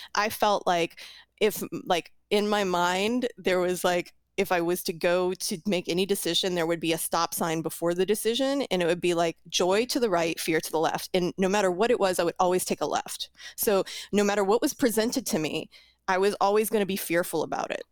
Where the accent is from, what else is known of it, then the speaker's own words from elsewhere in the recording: New Orleans, Louisiana, United States; I'm from New Orleans